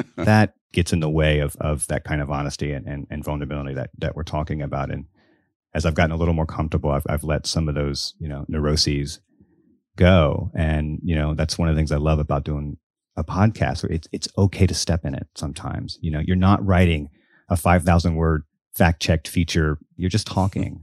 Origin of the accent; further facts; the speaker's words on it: Biloxi, Mississippi, United States; I grew up in Biloxi, Mississippi, all the way down on the Gulf Coast.